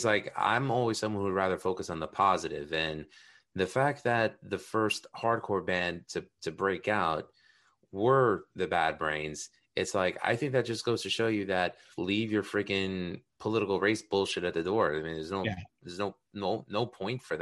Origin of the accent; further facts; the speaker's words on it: New York City, New York, United States; I grew up in Astoria, Queens